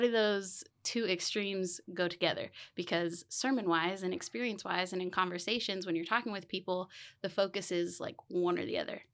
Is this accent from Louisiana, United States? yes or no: no; Keene, Texas, United States; I am born and raised Keenite. I have spent pretty much my entire life in Keene